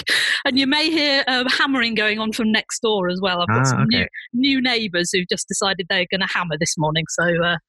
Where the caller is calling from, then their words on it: Berlin, Germany; I'm actually sat in my apartment in Berlin.